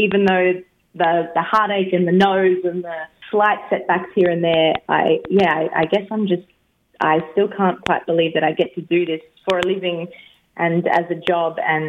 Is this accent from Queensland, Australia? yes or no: yes; Brisbane, Queensland, Australia; I'm a Brisbane, Brisbane Vegas gal.